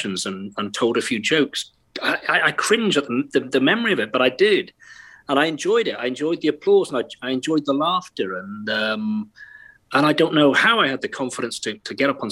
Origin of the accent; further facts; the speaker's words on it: Wales, United Kingdom; accent: Welsh; Born and bred, yeah. Of Irish extraction, if that matters at all. Yes, I was. Born and raised here